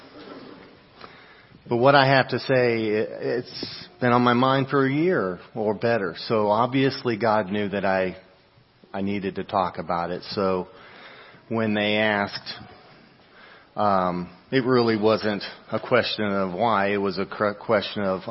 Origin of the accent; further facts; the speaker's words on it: Tennessee, United States; my home state, Tennessee